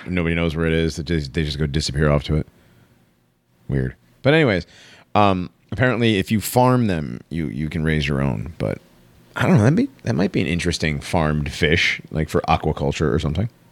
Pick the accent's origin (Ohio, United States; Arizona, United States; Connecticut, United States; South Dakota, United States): Connecticut, United States; moved away; also born or lived in Florida; I grew up in Connecticut